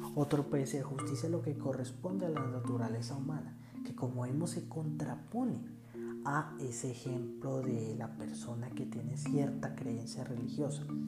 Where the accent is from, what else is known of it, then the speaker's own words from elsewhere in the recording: Bogotá, Colombia; soy bogotano